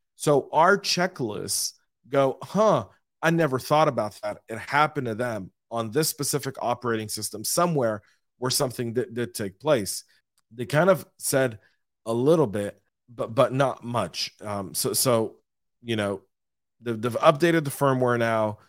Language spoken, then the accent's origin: English; Atlanta, Georgia, United States; my hometown of Atlanta